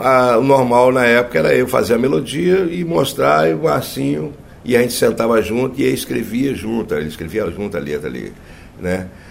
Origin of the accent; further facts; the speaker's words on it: Vitória, Espírito Santo, Brazil; also born or lived in Rio de Janeiro; eu sou capixaba, nascido em Vitória, no Espírito Santo